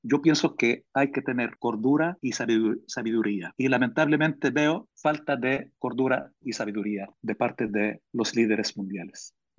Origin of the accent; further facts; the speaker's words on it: Palestine; now in Spain; yo como palestino que lucho por la libertad mía y de mi pueblo